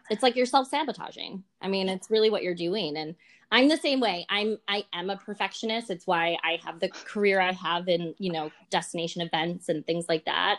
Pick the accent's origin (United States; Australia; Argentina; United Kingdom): United States; Buffalo, New York; I'm from Buffalo, New York originally. And I often get told my accent people think I'm from Canada